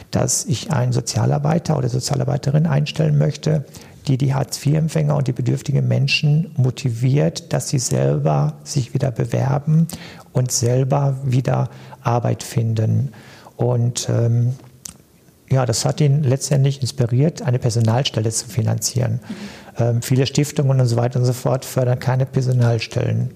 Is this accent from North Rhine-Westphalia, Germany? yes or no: yes; Cappenberg, North Rhine-Westphalia, Germany; moved away as an adult; also born or lived in Duisburg-Hamborn; now in Duisburg, Germany; ich komme gebürtig aus Kappenberg, äh, in der Nähe von zwischen Münster und Dortmund